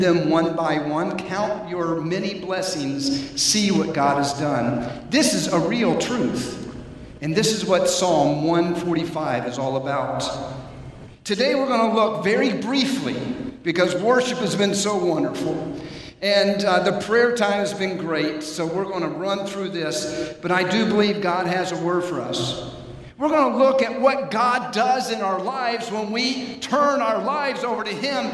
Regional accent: Atlanta, Georgia, United States; I was raised in Atlanta, Georgia.

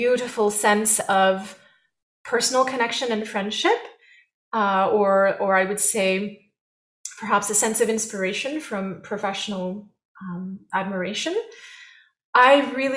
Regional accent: France; now in United States; I was born in France

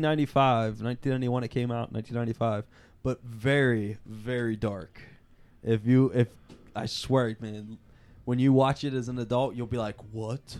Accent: Pittsburgh, Pennsylvania, United States; we are from Pittsburgh

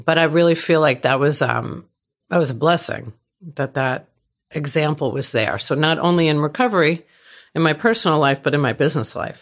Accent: New York, United States; moved away; I'm from New York.

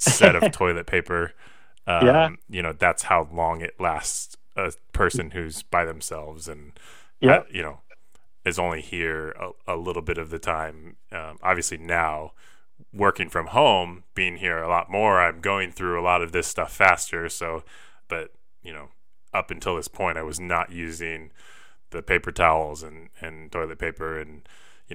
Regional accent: Pullman, Washington, United States; born or raised there

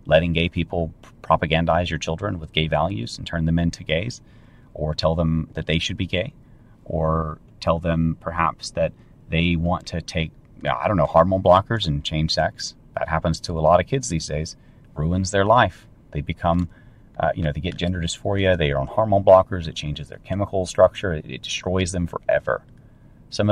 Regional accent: North Carolina, United States; I grew up in North Carolina, and back in the time when it was still barely safe to run around outside as a kid.

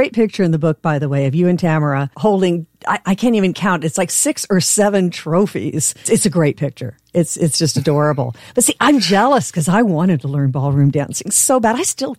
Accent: Long Beach, California, United States; I grew up very close together, probably within a mile or two of each other growing up in Long Beach. You went to Jordan, I went to Pauley High School.

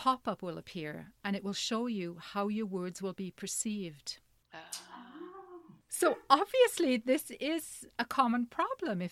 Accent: Canada; we are Canadian and we hear apologies all the time

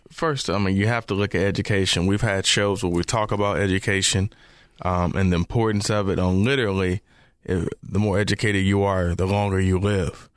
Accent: Memphis, Tennessee, United States; now in Charlotte, United States; growing up in Memphis, too

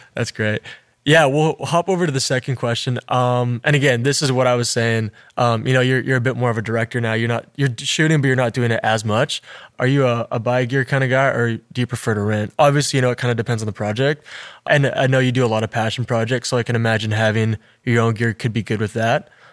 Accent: Alberta, Canada; I came from a small town, right? Like, I'm from Alberta

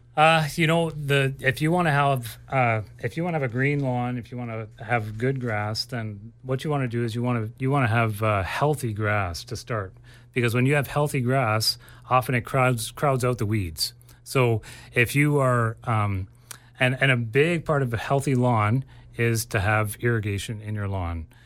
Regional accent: Ontario, Canada; now in Abbotsford, Canada; I grew up in Ontario, and things just grow way slower there uh, compared to here

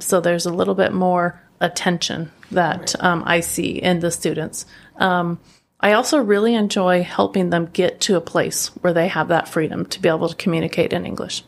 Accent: Oregon, United States; moved away as an adult; also born or lived in California / Granada, Nicaragua; now in Masatepe, Nicaragua; I am from Oregon in the United States, and um, I was actually born in California, but when I was a child, moved to Oregon. So Oregon's really home um, for me.

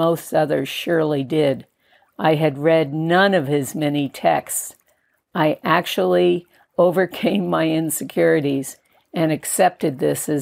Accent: Connecticut, United States; moved away; also born or lived in New York City; born in a New York City hospital and growing up in Connecticut, I never landed there, grounded there, or felt that this was to be home

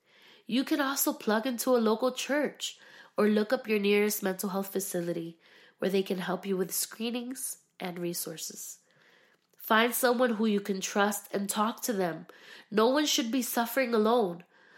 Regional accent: Philadelphia, Pennsylvania, United States; also born or lived in Miami; now in Orlando, United States; We started off in Philadelphia. I am from Philadelphia, Pennsylvania. And then we transitioned to Miami, Florida for ministry. And then we finally, like, hit it off in Orlando, Florida.

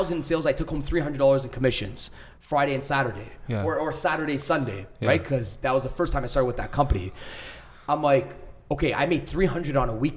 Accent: Mississauga, Ontario, Canada; I grew up in Mississauga.

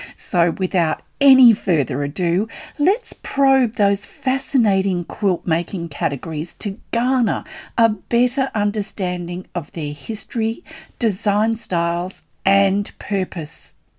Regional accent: Australia; I'm an Australian textile artist

